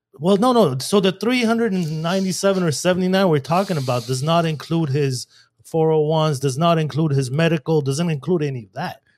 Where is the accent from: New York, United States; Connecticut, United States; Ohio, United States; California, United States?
California, United States; Glendale; I grew up in Glendale